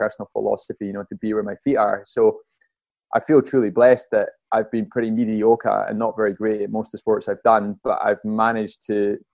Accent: Highlands of Scotland, United Kingdom; moved away as an adult; also born or lived in Bath; growing up in the Highlands of Scotland

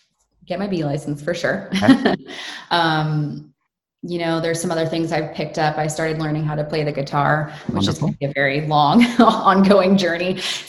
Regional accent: United States; born there; I was born in the States, and then I have Canadian through my parents.

